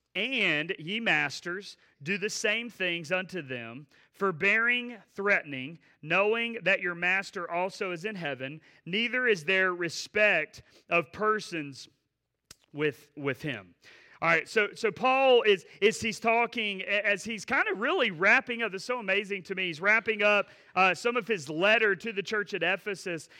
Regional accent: Asheboro, North Carolina, United States; Asheboro, uh, home.

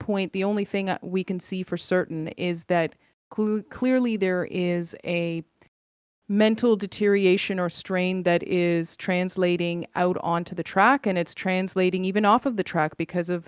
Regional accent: Canada; Yes, I am Canadian, born and raised in Canada

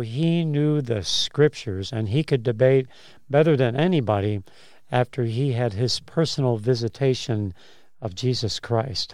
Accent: Chicago, Illinois, United States; moved away; I'm from Chicago originally

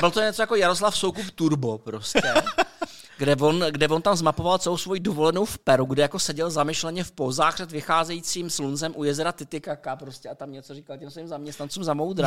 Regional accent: Czechia; jsme Češi, že jo, prostě my jako Češi přežíváme ve střední Evropě

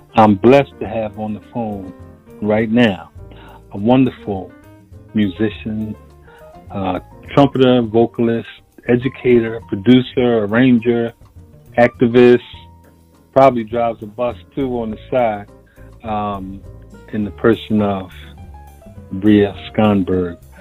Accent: Philadelphia, Pennsylvania, United States; here in the United States, especially, I was born and raised in Philadelphia

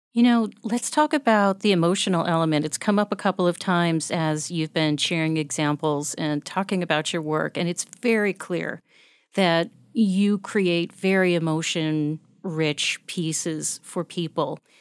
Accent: United States; as an American

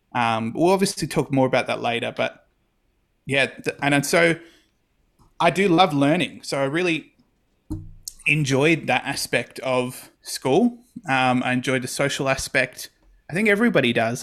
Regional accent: Campbelltown, New South Wales, Australia; grew up in Campbell Town, specifically the suburb of Rose Meadow for the first nineteen, twenty years of my life.

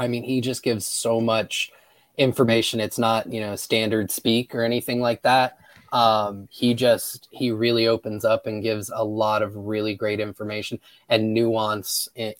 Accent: Tampa, Florida, United States; now in Georgia, United States; I grew up in Tampa.

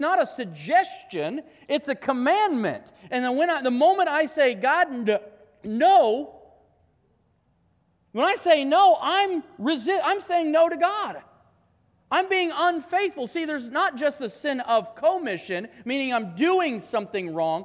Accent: United States

